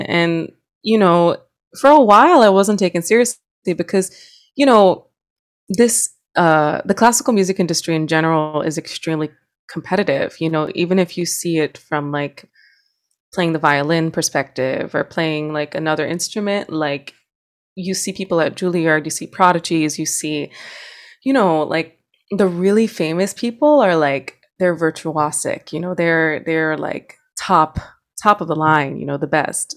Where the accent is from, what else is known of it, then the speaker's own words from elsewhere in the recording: New York City, New York, United States; where I'm from, I'm from Hunts Point, like, it is dangerous